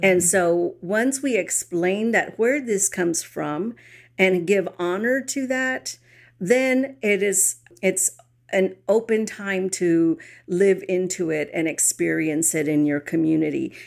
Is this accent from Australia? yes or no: no; San Antonio, Texas, United States; I grew up in San Antonio